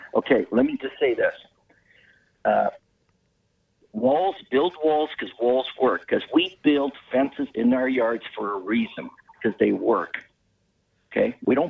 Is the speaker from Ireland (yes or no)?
no; Canada; also born or lived in Cambridge, Ontario; I'm a Canadian, okay?